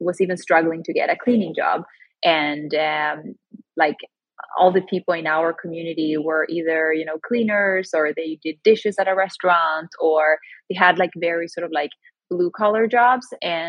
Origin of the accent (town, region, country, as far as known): Sweden; born or raised there; moved away as an adult; also born or lived in Chile (ancestry); now in New York City, United States